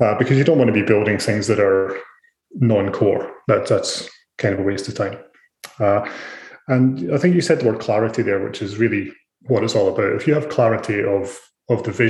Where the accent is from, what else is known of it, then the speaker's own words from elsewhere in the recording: Scotland, United Kingdom; moved away as an adult; also born or lived in Ireland; now in Australia; So I'm originally from Scotland. I've been in Australia for about 12 years